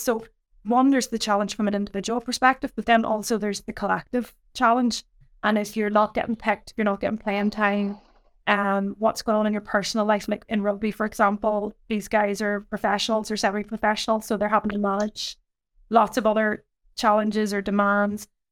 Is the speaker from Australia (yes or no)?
no; Ireland; I grew up, um, in a small kind of village in Ireland